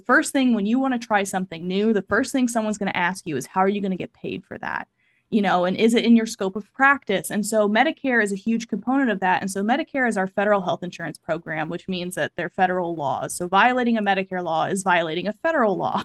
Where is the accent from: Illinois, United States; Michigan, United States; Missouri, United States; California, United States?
Missouri, United States; Kansas City; moved away as an adult; also born or lived in Iowa; I am originally from Kansas City, Missouri